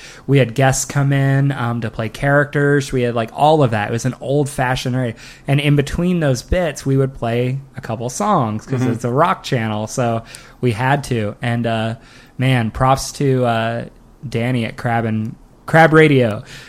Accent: Bakersfield, California, United States; I was in Comedy Sports Bakersfield, which is my hometown.

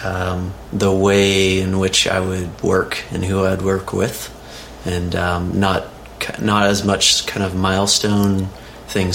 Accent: Oklahoma, United States; moved away as an adult; I grew up mostly in Oklahoma, and went to college at the University of Oklahoma

